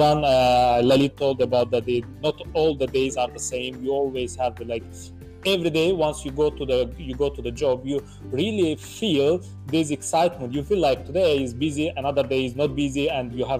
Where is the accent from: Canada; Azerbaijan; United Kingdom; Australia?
Azerbaijan; Baku; moved away; I was originally from Azerbaijan, in Baku, in my country.